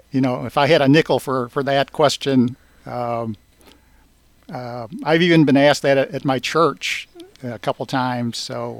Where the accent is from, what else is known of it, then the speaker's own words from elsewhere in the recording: St. Louis, Missouri, United States; growing up in St. Louis, being spit at a couple of times